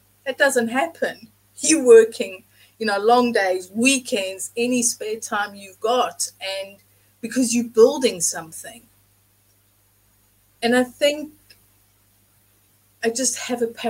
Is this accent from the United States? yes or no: no; South Africa; now in England; I grew up in South Africa